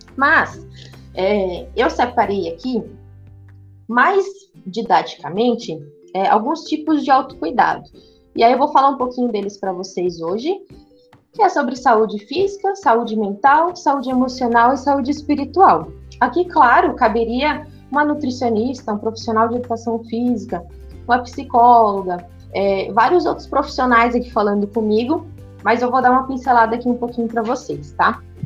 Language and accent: Portuguese; São Paulo, Brazil; moved away; sou natural de São Paulo